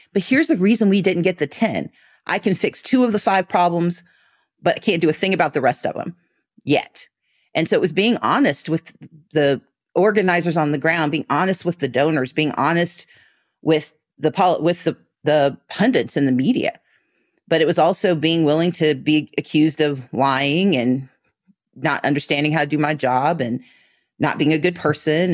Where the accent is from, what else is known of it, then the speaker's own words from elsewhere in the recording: Mississippi, United States; now in Georgia, United States; I grew up in Mississippi